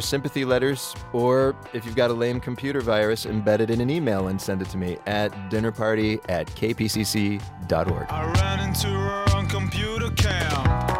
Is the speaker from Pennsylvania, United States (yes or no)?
yes; Pittsburgh, Pennsylvania, United States; moved away; back in my hometown of Pittsburgh